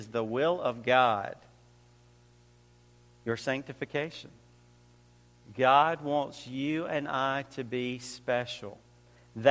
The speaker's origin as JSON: {"language": "English", "region": "Georgia", "country": "United States", "moved": "as an adult", "lives_now": "New York, United States", "said": "I came from Georgia, but I've been living in New York for about 5 or 6 years"}